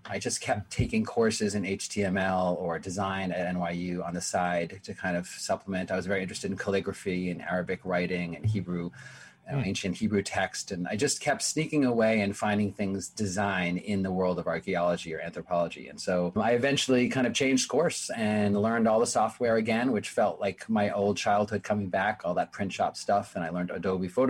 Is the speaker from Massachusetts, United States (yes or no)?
yes; Framingham, Massachusetts, United States; moved away as an adult; also born or lived in Jerusalem / New York; growing up in Framingham